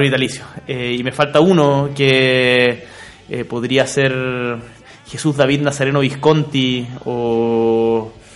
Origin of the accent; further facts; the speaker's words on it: Magallanes and Chilean Antarctica, Chile; yo soy magallánico, nacido y criado